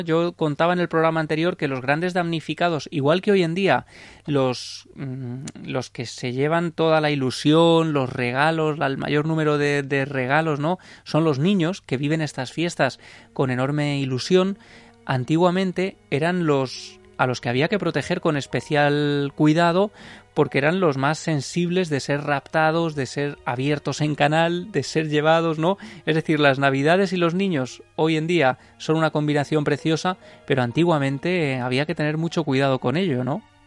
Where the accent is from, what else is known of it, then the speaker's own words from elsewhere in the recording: Ciudad Real, Castilla-La Mancha, Spain; yo soy de Ciudad Real